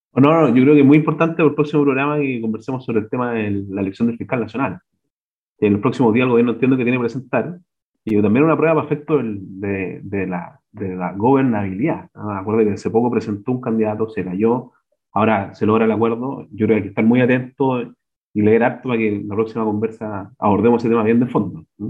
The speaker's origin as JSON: {"language": "Spanish", "country": "Chile", "said": "como chilenos"}